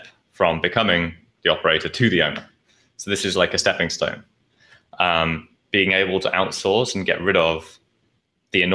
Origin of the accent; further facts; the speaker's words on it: Nottingham, East Midlands, United Kingdom; moved away as an adult; also born or lived in London; now in Asia; I was living in London before I moved to Asia, but I'm from Nottingham, like in the middle.